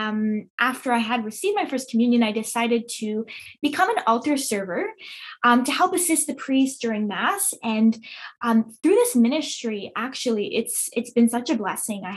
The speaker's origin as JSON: {"language": "English", "town": "Montreal", "region": "Quebec", "country": "Canada", "tie": "born or raised there", "said": "I was born and raised in Montreal."}